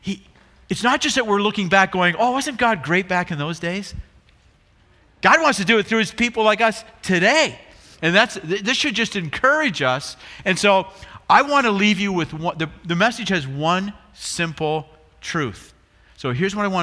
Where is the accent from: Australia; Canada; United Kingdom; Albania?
Canada; Brantford, Ontario; now in Chicago, United States; we're both from Brantford.